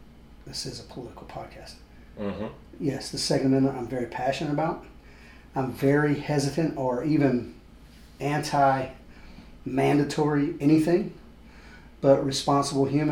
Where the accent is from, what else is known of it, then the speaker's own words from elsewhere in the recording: Georgia, United States; moved away as an adult; also born or lived in Colorado Springs, Colorado; I'm from Georgia, and my mom and dad and grandma, mother-in-law, they're all here